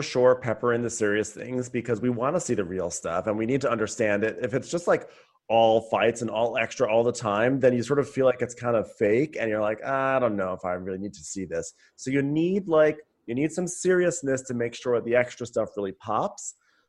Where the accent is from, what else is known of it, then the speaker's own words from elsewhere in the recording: Westchester, New York, United States; I'm like, but I'm from Westchester.